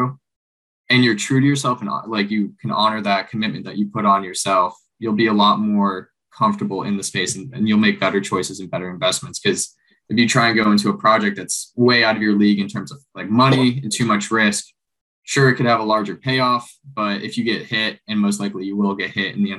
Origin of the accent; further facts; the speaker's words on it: Florida Keys, United States; I grew up down in the Florida Keys, spent my whole life like fishing on a boat and living the island life for a bit